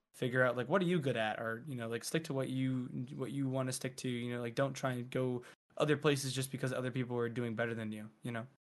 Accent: near Philadelphia, Pennsylvania, United States; also born or lived in Providence, Rhode Island; I was born and raised Providence and then near Philly

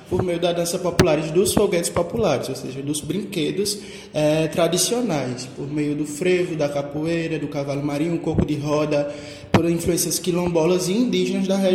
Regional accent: Triunfo, Pernambuco, Brazil; Eu sou do interior de Pernambuco, uma cidade chamada Triunfo, que tem forte influência na cena artística do estado de Pernambuco.

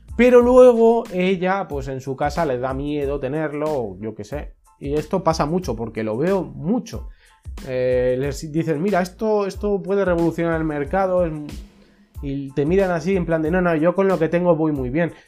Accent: Spain; en mi país, que es España

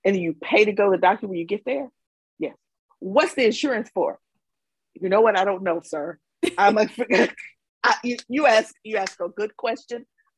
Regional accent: Mississippi, United States; accent: Southern

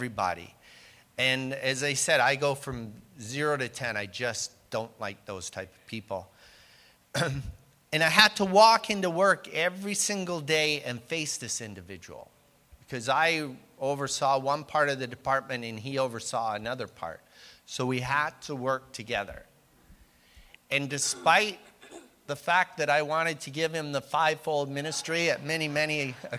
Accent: Canada; I am Canadian

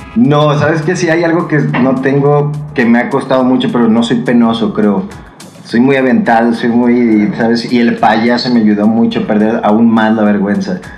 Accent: Guadalajara, Jalisco, Mexico; moved away as an adult; also born or lived in United States; now in Mexico City, Mexico; me fui a Estados Unidos a estudiar, regresé a Guadalajara

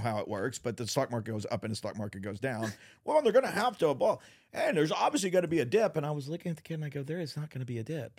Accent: Texas, United States; also born or lived in California; now in Northwest Arkansas, United States; I'm a Texan

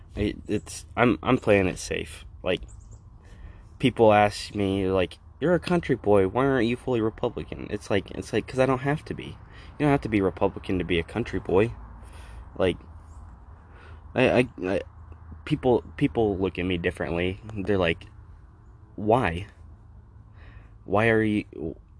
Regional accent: Colorado, United States; my home state of Colorado

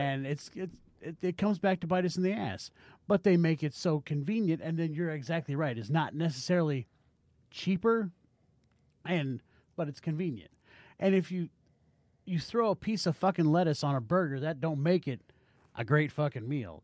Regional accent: United States

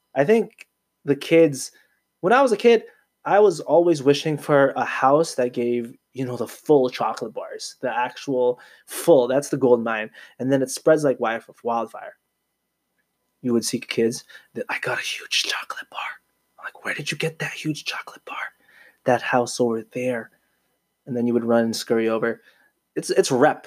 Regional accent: Canada; I was born in Canada. I'm a proud Filipino Canadian

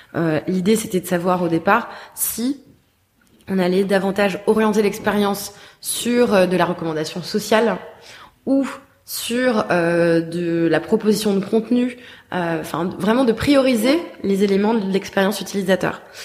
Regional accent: Paris, Île-de-France, France; moved away; also born or lived in Bordeaux; je suis née j'ai grandi à Paris mais j'ai ensuite vécu 10 ans à Bordeaux

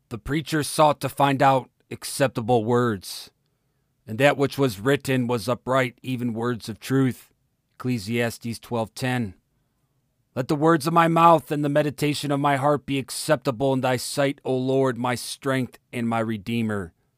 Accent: United States; America is my home. It is the place I was born, raised, found a wife, served in the military, raised my children

